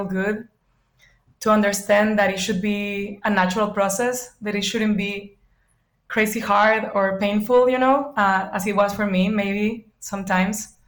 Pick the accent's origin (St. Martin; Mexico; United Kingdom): Mexico; bordering Arizona, Sonora; now in United States; I grew up in the north of Mexico. It's northwest, is the border next to Arizona.